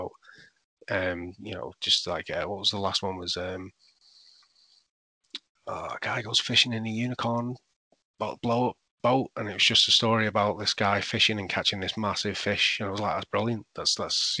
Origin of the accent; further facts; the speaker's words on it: Salford, North West England, United Kingdom; also born or lived in Manchester; I grew up in Salford, but it was always Manchester